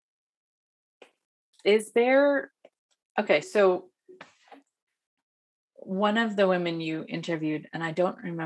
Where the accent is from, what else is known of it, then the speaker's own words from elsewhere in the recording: United States; I'm an American. I read and speak English